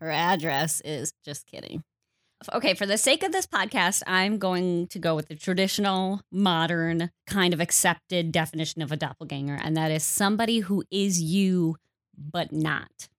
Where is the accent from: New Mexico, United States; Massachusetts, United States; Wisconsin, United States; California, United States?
Wisconsin, United States; moved away as an adult; now in Minnesota, United States; I don't feel Minnesotan because I grew up in Wisconsin